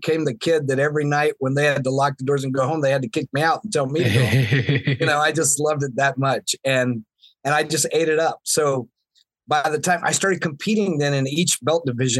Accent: Florida, United States; now in Seattle, United States; I grew up in Florida where I didn't get to play in snow as a kid

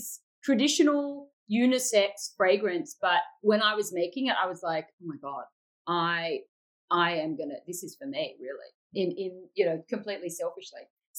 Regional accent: Sydney, New South Wales, Australia; So I'm from Sydney, very beachy. It's, you know, it's a lot like LA, actually, but small and beautiful. It's a coastal city, and it's like true urban living, but on the beach.

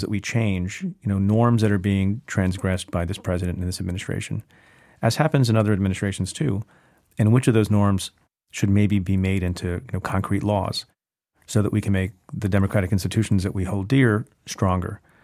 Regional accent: New Jersey, United States; I grew up in New Jersey

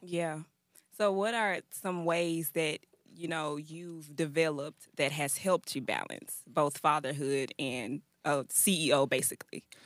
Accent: Memphis, Tennessee, United States; now in Nashville, United States; I'm from Memphis. Okay. So my transition from Memphis to Nashville was a little rocky.

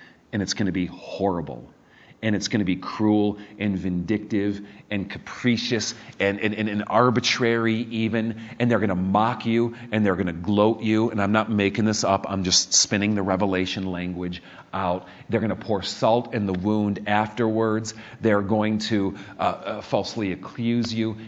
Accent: Chicago, Illinois, United States; when I was a little kid, I grew up in Chicago

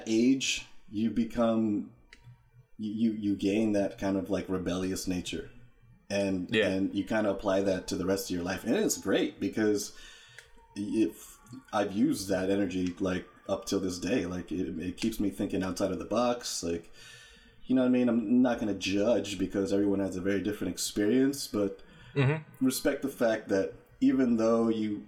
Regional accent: Santa Ana, California, United States; I'm originally from Santa Ana, California

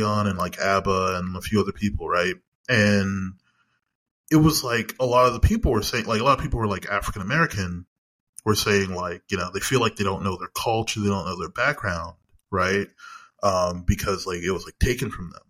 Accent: Canada; I would say I am more Canadian than I am Jamaican, but I say this because the school system I grew up in was Canadian.

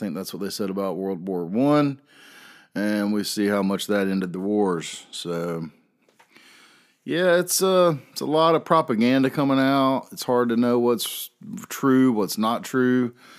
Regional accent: the South, Southern United States, United States; I am a Southerner.

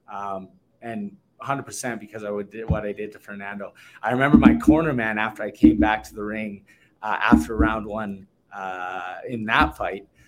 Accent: Canada; the homecoming weekend in my hometown

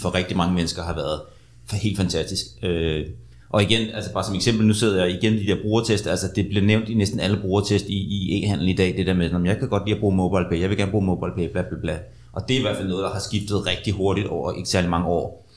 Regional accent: Denmark

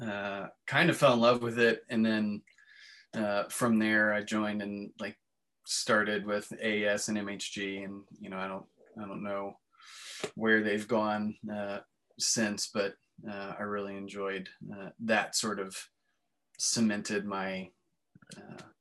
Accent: Frederick, Maryland, United States; moved away as an adult; my hometown of Frederick

